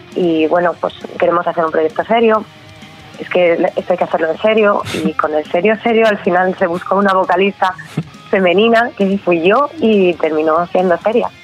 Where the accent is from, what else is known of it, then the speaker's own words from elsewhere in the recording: Valladolid, Castile and León, Spain; yo soy de aquí de Valladolid